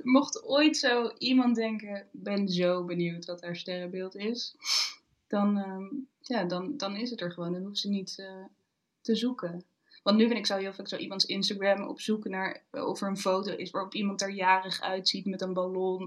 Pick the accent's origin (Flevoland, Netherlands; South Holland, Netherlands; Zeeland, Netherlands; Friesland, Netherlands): Flevoland, Netherlands; Almere; moved away as an adult; now in Arnhem, Netherlands; ik ben opgegroeid in Almere en alles is daar nieuwbouw.